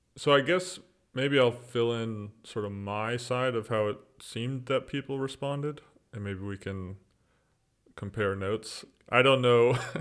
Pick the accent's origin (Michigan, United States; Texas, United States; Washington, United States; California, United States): Texas, United States; East; moved away as an adult; now in Orlando, United States; I grew up in East Texas, as you said, um, on the campus of a ministry